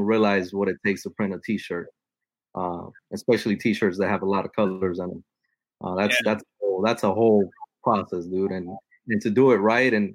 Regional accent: Miami, Florida, United States; also born or lived in Nicaragua; I was born in Nicaragua, but I grew up here. And I grew up in a building of six apartments. There's one building, Little Havana.

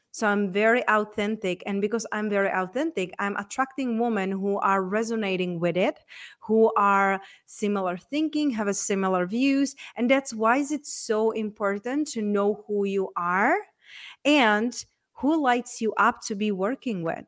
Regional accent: Czechia; moved away; So, I was raised and born in Czech Republic.

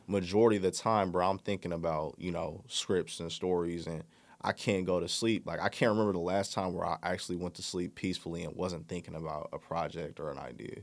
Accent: Bay Area, California, United States; I'm from the Bay Area

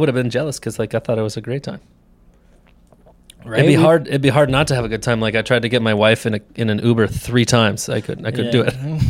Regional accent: Elkhorn, Wisconsin, United States; Elkhorn, Wisconsin.

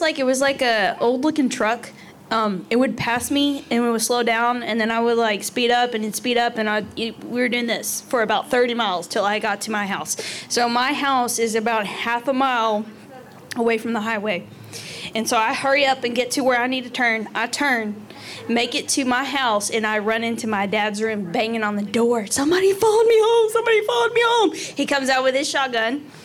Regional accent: between Lovington and Tatum, near Roswell, New Mexico, United States; I grew up in between what's called Lovington and Tatum

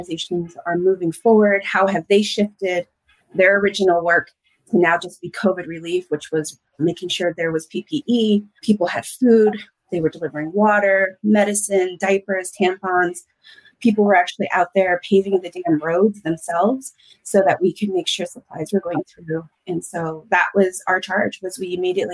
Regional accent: United States; now in Albuquerque, United States; from the Nation, the Navajo Nation. Grew up there, live here in Albuquerque, New Mexico

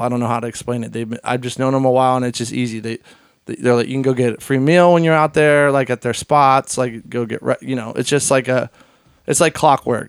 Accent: Hershey, Pennsylvania, United States; I grew up in Hershey

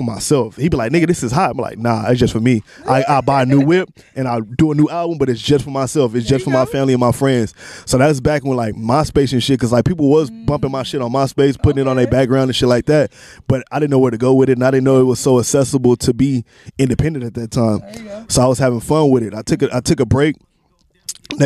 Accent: Gardena, California, United States; I'm from Gardena, California

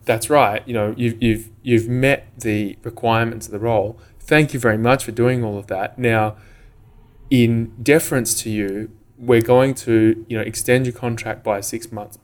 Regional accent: Western Australia, Australia; growing growing up in Western Australia

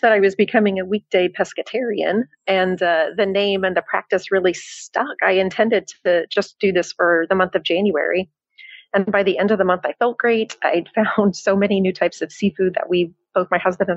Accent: Tennessee, United States; moved away as an adult; also born or lived in Chicago, Illinois, United States; now in Cascais, Portugal; I'm originally from Chicago, and then I lived in Tennessee for most of my life

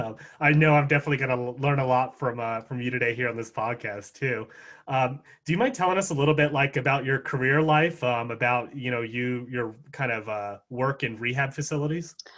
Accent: Yorktown, Virginia, United States; I'm from Yorktown, Virginia, um, mm-hmm. right on the bay there.

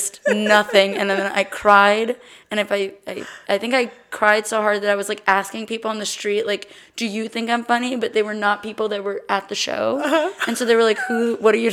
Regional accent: Austin, Texas, United States; also born or lived in Los Angeles, California; I grew up here in Austin. I was born in LA, but lived here basically my whole life.

